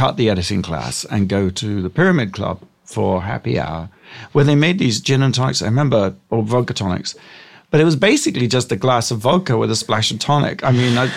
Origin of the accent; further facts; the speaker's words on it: Gosport, South East England, United Kingdom; moved away as an adult; now in United States; I grew up in England